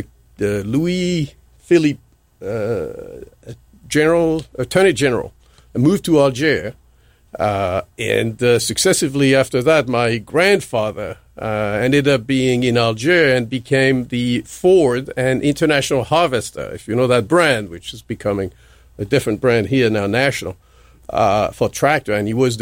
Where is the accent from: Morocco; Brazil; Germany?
Morocco; moved away; we grew up in Morocco.